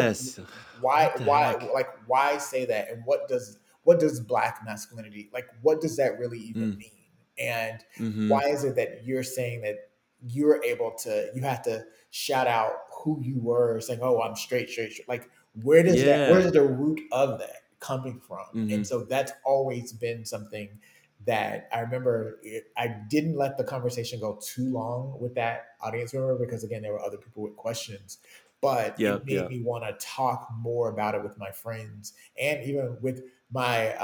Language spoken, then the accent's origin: English; Chicago, Illinois, United States; I grew up in Chicago